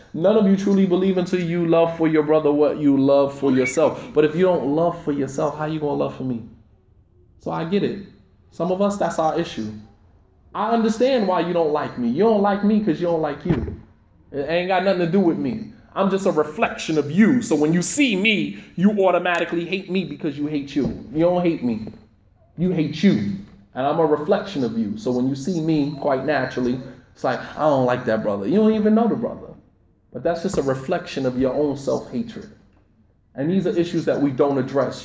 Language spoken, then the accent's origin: English; United States; us as African American Muslims, our experience is so totally different